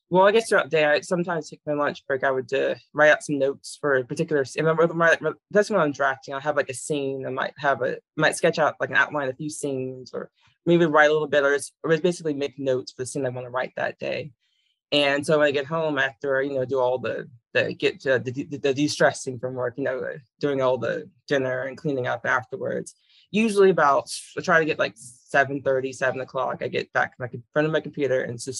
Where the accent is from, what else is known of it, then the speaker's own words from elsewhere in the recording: Virginia, United States; a lot of interested in thing about growing up in Virginia, for the most part, is getting an interest in all the history involved. Because I lived in all the, around all the major areas.